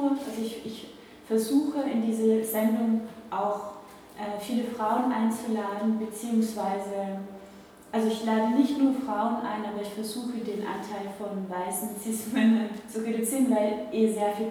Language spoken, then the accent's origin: German; Velden am Wörther See, Carinthia, Austria; Also ich bin in Kärnten aufgewachsen, ich komme aus Felden